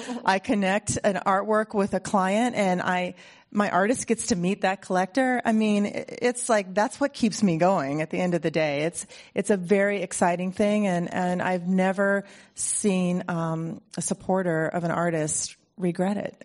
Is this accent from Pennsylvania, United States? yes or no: no; Ohio, United States; now in Mill Valley, United States; I grew up in Ohio in a place that was completely devoid of culture